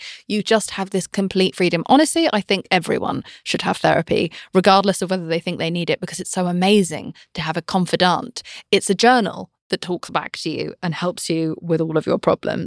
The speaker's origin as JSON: {"language": "English", "country": "United Kingdom", "said": "I'm British"}